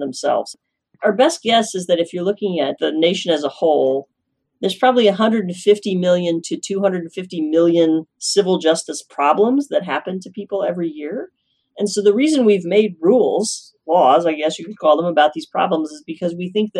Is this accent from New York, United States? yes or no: no; Norman, Oklahoma, United States; moved away as an adult; also born or lived in Illinois / Stanford, California; now in Fountain Hills, United States; I'm from Norman, Oklahoma, which is right in the center of Oklahoma